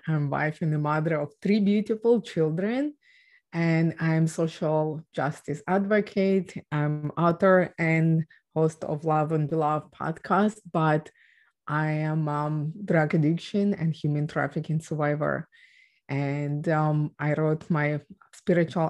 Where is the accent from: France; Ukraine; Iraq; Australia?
Ukraine; English is a second language; moved away; I was born and raised in Ukraine